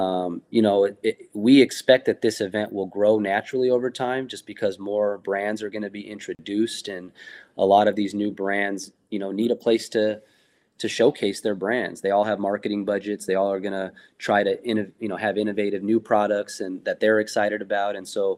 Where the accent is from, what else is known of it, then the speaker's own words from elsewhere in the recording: West Coast, United States; from me personally, growing up on the West Coast, I've been lucky enough to be involved in some of the earlier events